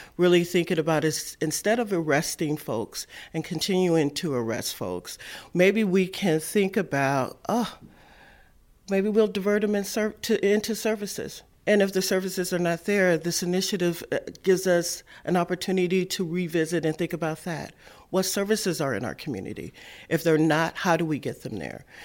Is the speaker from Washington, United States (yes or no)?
yes; Seattle, Washington, United States; I was born and raised in Seattle